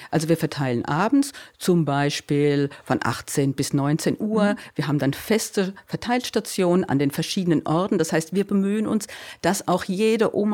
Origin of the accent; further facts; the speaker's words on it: Groß-Gerau, Hesse, Germany; ursprünglich kommen wir aus Groß-Gerau, das ist so